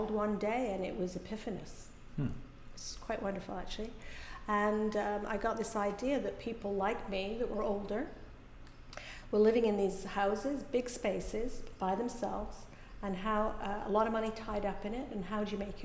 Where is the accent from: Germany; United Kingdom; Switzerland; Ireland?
United Kingdom; England; moved away as an adult; also born or lived in Calgary, Canada; now in Canada; I was born in England. I went to school in England